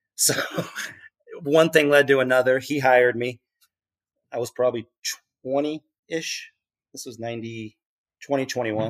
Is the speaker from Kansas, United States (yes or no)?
yes; Lenexa, Kansas, United States; moved away as an adult; also born or lived in Dayton, Ohio / Queens, New York; now in Liberty, United States; I grew up in Kansas City, like, in a suburb of Kansas City on the Kansas side, Lenexa, Kansas.